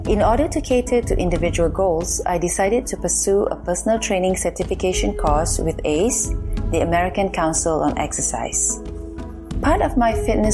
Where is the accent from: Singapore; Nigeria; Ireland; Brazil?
Singapore; moved away as an adult; now in New York City, United States; I'm from Singapore and have been living in New York City for 20 years